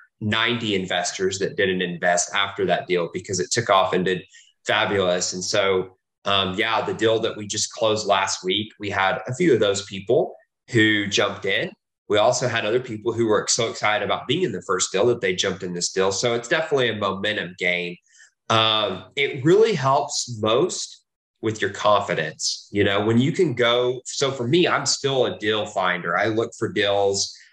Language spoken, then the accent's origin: English; Texas, United States; also born or lived in Oklahoma; I was born in Oklahoma. I've lived in Texas most of my life.